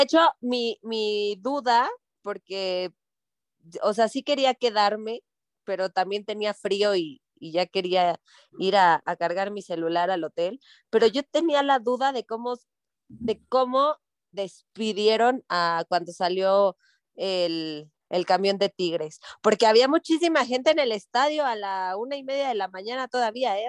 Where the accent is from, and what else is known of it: Mexico